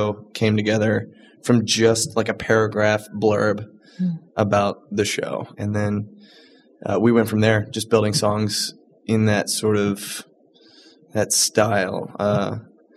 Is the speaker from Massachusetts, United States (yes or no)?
no; Charleston, South Carolina, United States; now in Chicago, United States; I was raised in Charleston, South Carolina